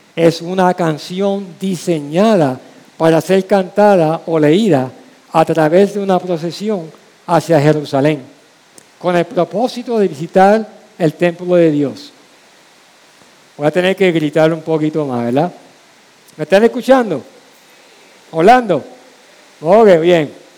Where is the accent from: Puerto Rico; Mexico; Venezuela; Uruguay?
Puerto Rico; San Juan; la calle donde crecí, la calle Calma, en Villa Palmera, Santurce